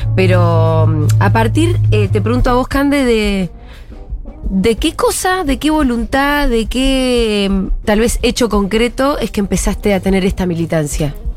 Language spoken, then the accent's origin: Spanish; Argentina; como argentina